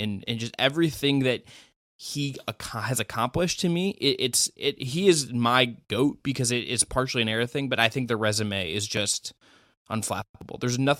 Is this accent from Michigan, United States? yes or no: no; Cleveland, Ohio, United States; for me, I grew up in Cleveland. I was a kid when I was in fourth grade when he gets drafted, right?